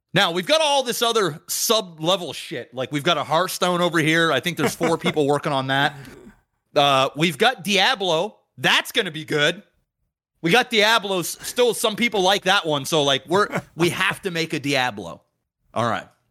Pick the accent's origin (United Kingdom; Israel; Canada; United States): Canada; I'm not even from Detroit. Fucking Canadian